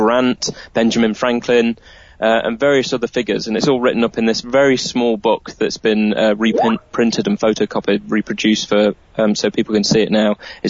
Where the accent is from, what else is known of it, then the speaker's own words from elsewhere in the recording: Nottingham, East Midlands, United Kingdom; a guy called Melton, who was from my hometown of Nottingham